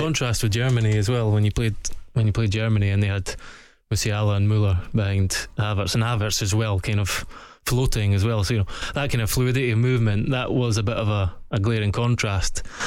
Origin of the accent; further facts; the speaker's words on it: Scotland, United Kingdom; as a Scotsman